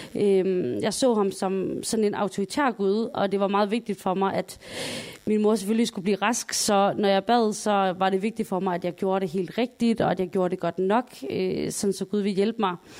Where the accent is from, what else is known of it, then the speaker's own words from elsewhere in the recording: Sønderborg, Southern Denmark, Denmark; Jeg kommer jo fra Sønderborg